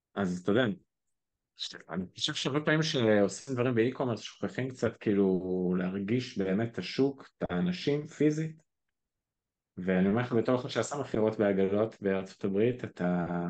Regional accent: Israel; אנחנו כישראלים

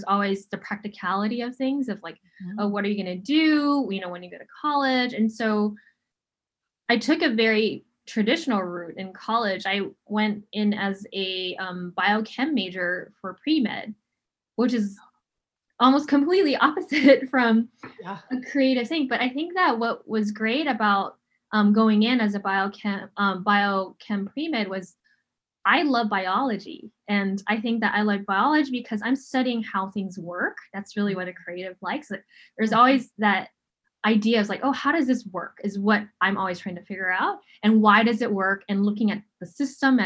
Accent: Honolulu, Hawaii, United States; I grew up in the really tough place of Honolulu, Hawaii.

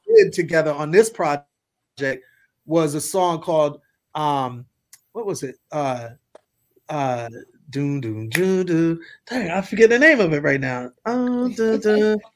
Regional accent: Milwaukee, Wisconsin, United States; I'm from Milwaukee

